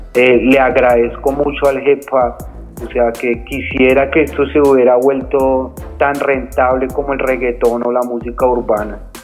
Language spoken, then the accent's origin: Spanish; Bogotá, Colombia; Yo soy nacido en la ciudad de Bogotá y soy del barrio Las Cruces